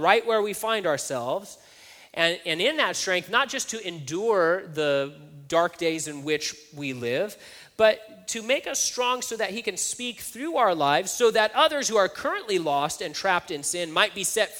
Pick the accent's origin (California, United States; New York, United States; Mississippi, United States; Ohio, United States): California, United States; Hanford; growing up in Hanford